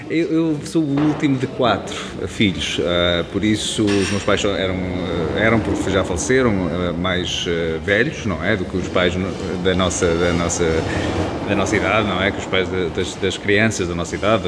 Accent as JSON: {"language": "Portuguese", "town": "Leiria", "region": "Centro", "country": "Portugal", "also_born_or_lived": "Lisbon", "moved": "as an adult", "said": "saí de Leiria, ou seja, vim para Lisboa estudar"}